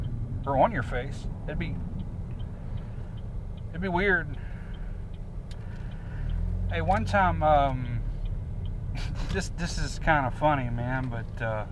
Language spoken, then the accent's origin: English; Jamaica; I don't mean to be mean to him, man, but I'm Jamaican, man. We turn our sugar into liquor.